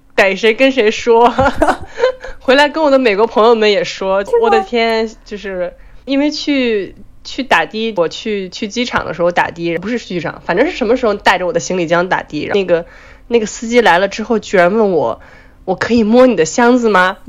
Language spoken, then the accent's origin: Chinese; Beijing, China; moved away as an adult; now in New York, United States; 我是来自北京，住在纽约，在美国九年的